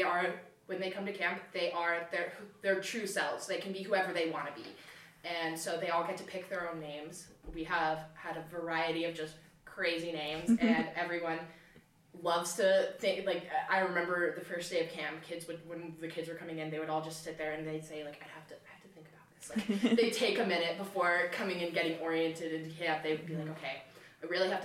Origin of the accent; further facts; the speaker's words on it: Spokane, Washington, United States; I'm from Spokane. I went to Mead High School.